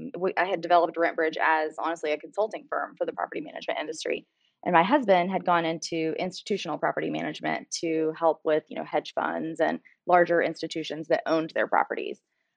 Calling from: McKinney, Texas, United States; So technically the McKinney, Texas area, but we are actually in an offsite

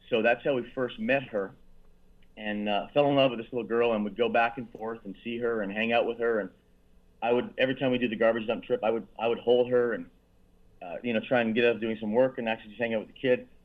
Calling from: Dominican Republic; That's right. I'm calling you from Dominican Republic.

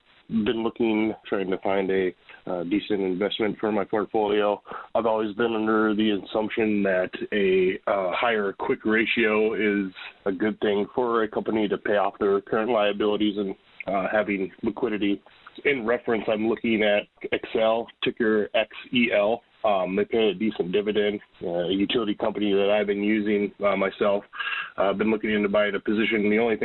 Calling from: Minnesota, United States; I'm from Minnesota.

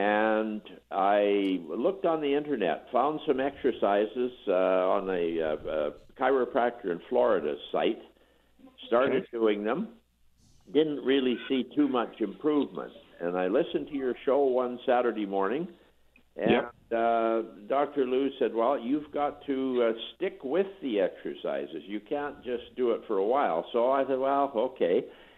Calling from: British Columbia, Canada; I'm calling from British Columbia.

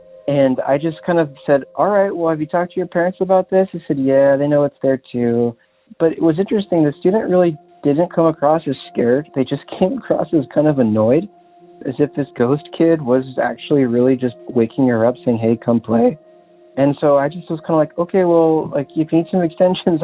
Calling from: Los Angeles, California, United States; I'm calling from Los Angeles

